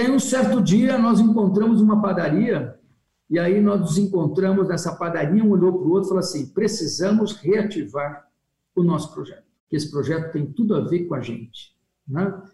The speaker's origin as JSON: {"language": "Portuguese", "town": "Sorocaba", "region": "São Paulo", "country": "Brazil", "said": "eu preciso voltar para minha terra, preciso voltar para Sorocaba"}